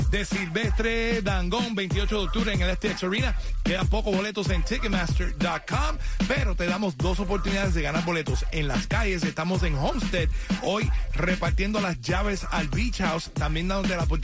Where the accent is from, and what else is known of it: Venezuela